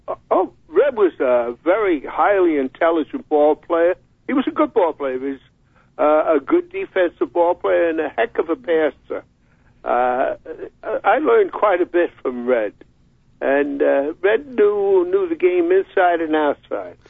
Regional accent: New York, United States; moved away as an adult; also born or lived in Rochester; growing up in New York, I played so many high school games at Madison Square Garden

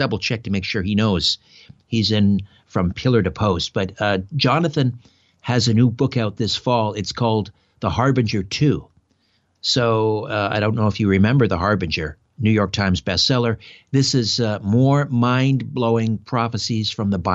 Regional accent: Brantford, Ontario, Canada; my hometown of Brantford, Ontario

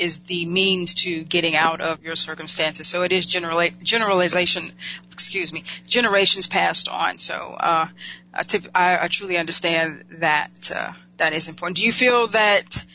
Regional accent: North Carolina, United States; I'm North Carolina born

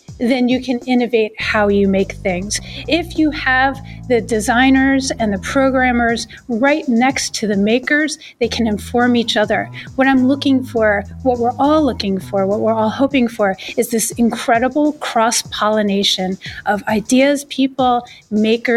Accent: Boston, Massachusetts, United States; I'm from Boston

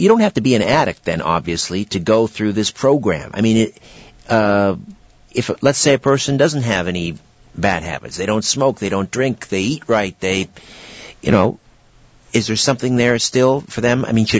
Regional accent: United Kingdom; See, I'm British-raised Protestant.

